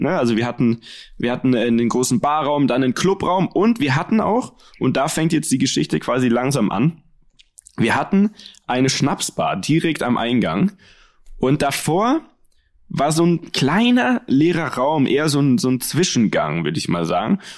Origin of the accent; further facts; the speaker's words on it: Munich, Bavaria, Germany; wir als Münchner